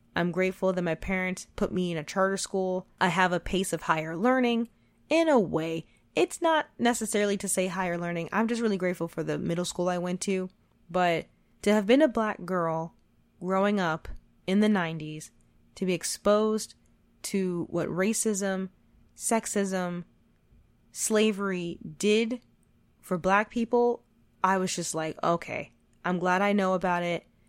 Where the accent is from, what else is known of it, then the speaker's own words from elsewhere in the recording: United States; I was born and raised in America